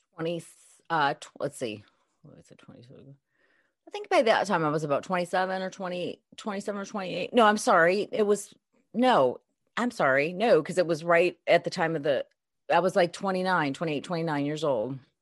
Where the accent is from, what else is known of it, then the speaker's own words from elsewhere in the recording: Chicago, Illinois, United States; Originally from Chicago, um, I had was married, um, kind of born and raised in the Chicago area